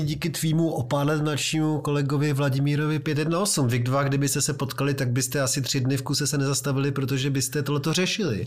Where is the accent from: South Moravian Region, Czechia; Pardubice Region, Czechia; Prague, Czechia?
Prague, Czechia; který jsem z Vysočan a denně jezdím přes Karlín do centra